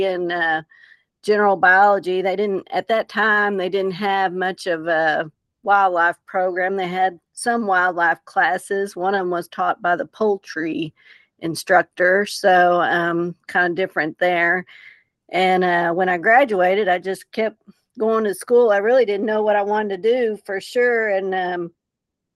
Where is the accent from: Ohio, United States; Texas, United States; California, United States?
Texas, United States; Abilene; born or raised there; also born or lived in Sweetwater, Texas